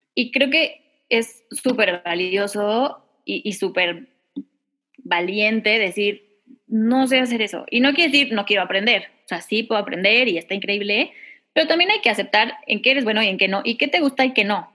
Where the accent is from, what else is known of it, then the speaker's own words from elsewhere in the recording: Mexico; yo soy cantautora mexicana